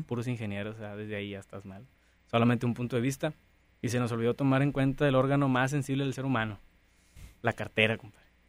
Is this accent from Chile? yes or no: no; Mexico